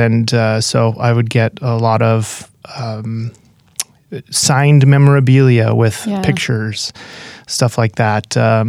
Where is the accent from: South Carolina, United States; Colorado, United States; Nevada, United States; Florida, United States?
Nevada, United States; Reno; I was raised in Reno, Nevada. Didn't have any faith background or anything.